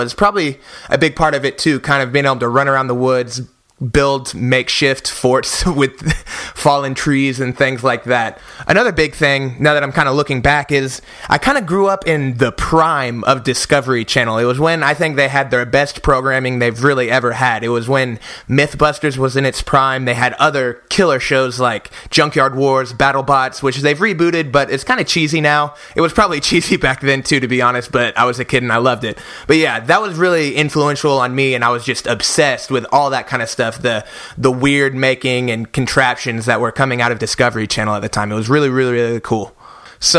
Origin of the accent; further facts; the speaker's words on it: Oklahoma City, Oklahoma, United States; I was born and raised in Oklahoma City, Oklahoma